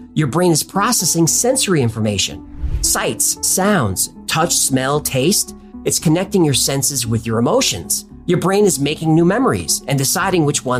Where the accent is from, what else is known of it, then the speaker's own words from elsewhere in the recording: United States; I'm an American.